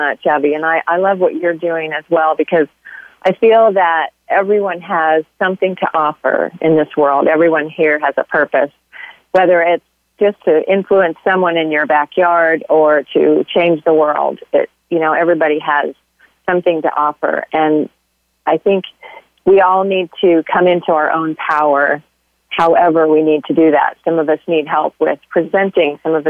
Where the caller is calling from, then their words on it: southwest Missouri, United States; I am calling from a little town in southwest Missouri.